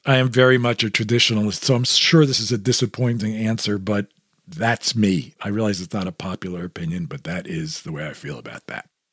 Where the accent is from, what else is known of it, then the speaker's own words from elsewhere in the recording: New York, United States; I grew up in New York